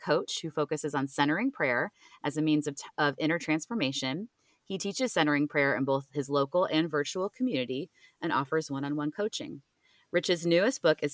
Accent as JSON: {"language": "English", "town": "Cleveland", "region": "Ohio", "country": "United States", "moved": "yes", "lives_now": "Richmond, United States", "said": "I'm originally from Cleveland, Ohio, so it is freezing there from like October to like April. So I live in Richmond, Virginia currently"}